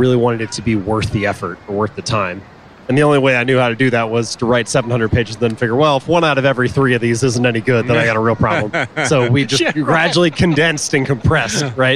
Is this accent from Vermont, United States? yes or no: no; Cincinnati, Ohio, United States; I grew up in Cincinnati, Ohio